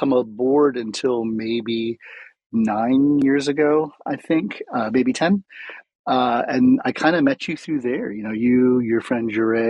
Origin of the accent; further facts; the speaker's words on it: Flower Mound, Texas, United States; We used to live, we're from Flower Mound, and my dad was retiring. And everywhere we ever moved, you know, we moved around a lot in my childhood.